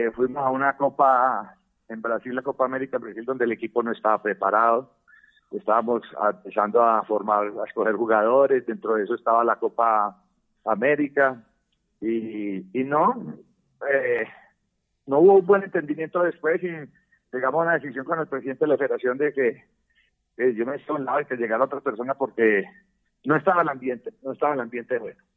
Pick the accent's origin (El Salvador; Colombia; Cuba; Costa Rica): Colombia; si nosotros somos colombianos